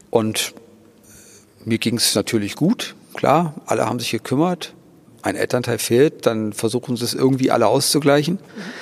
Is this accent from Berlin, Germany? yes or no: no; Thuringia, Germany; ich komme aus Thüringen